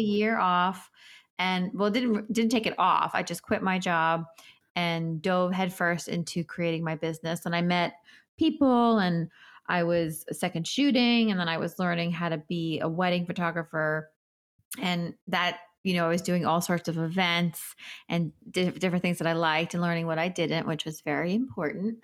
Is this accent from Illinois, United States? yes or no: no; New York City, New York, United States; I am a New Yorker. I grew up in New York